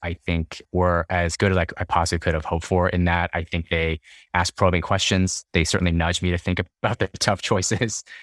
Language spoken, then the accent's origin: English; Dallas, Texas, United States; moved away as an adult; also born or lived in Houston, Texas / Boston, Massachusetts; Yeah, I'm from Texas. Born and raised in Dallas